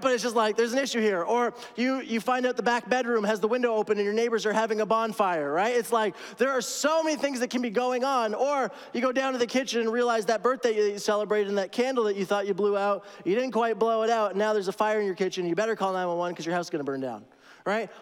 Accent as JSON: {"language": "English", "town": "Toronto", "region": "Ontario", "country": "Canada", "moved": "yes", "said": "I'm from Toronto"}